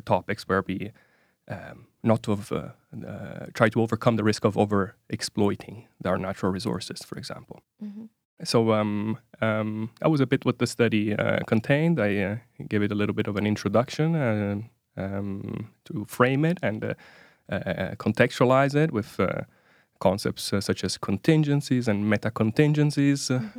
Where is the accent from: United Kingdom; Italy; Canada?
Italy; moved away as an adult; now in Oslo, Norway; I'm originally from from Italy